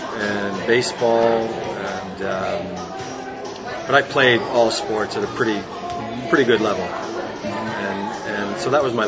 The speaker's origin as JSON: {"language": "English", "town": "Halifax", "region": "Nova Scotia", "country": "Canada", "moved": "as an adult", "lives_now": "Vancouver, Canada", "said": "Originally from Halifax, Nova Scotia, the east coast of Canada."}